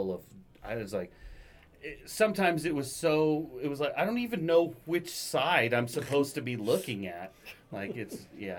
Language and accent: English; Iowa, United States; moved away; I'm from Iowa